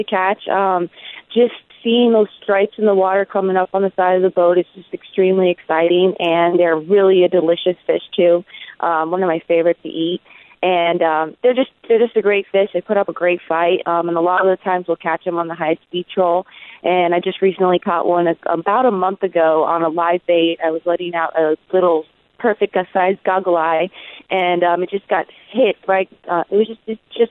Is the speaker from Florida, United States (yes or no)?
yes; Miami, Florida, United States; I was born and raised in Miami, Florida.